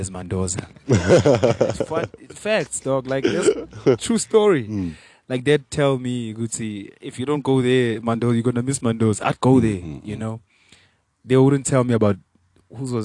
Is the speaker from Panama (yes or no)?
no; South Africa; first language Venda; English is a second language; I'm really proud that I was born in South Africa